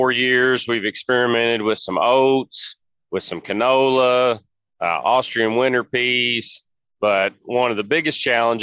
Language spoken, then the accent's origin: English; Philpot, Kentucky, United States; I'm from Philpott, Kentucky, right outside Owensboro. And I farm alongside my dad and my grandfather